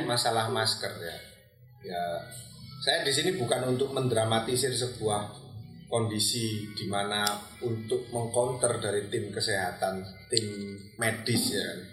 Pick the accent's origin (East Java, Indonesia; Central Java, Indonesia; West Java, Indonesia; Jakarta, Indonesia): East Java, Indonesia; Pandaan; saya dari Pandaan